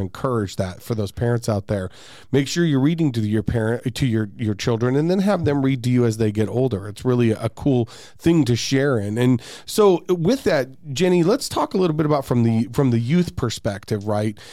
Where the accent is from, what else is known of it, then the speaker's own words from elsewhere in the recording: Glendale, Peoria area, Arizona, United States; I grew up in the Glendale, Peoria area